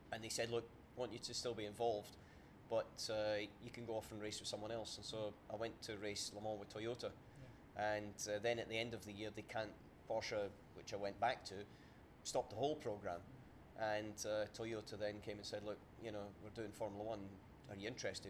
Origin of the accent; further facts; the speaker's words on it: Scotland, United Kingdom; about 15 miles from where I was born and brought up in Scotland